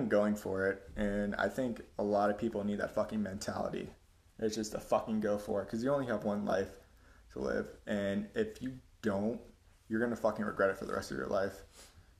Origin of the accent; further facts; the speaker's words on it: Florida, United States; I'm from Florida. Yeah, there's a lot of fucking crazy people in Florida. I can attest to that 100%. And my family was kind of one of them. I had a very unstable childhood growing up